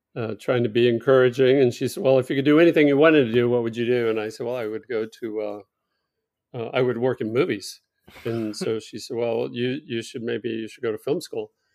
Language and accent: English; Fort Worth, Texas, United States; also born or lived in Los Angeles, California; I grew up here where I am now in Fort Worth, Texas